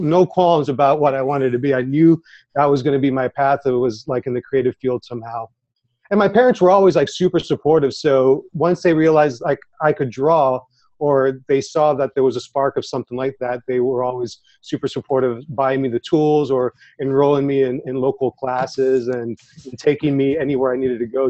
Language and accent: English; Orlando, Florida, United States; also born or lived in Puerto Rico; I was born in Puerto Rico, but I've lived in Orlando my whole life.